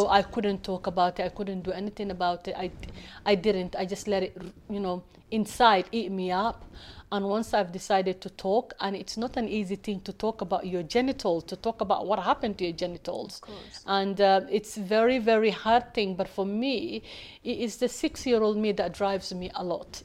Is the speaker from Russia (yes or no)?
no; Somalia; now in United Kingdom; I come from Somalia